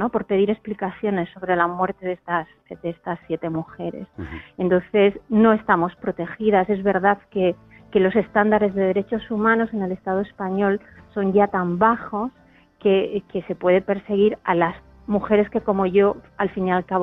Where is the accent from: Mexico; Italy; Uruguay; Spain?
Spain; yo soy una privilegiada, al fin y al cabo, ¿no? Soy una ciudadana del Estado español.